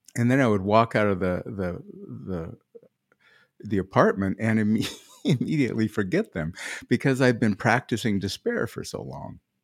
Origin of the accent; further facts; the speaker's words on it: Midwest, United States; I'm a farm kid, I come from the Midwest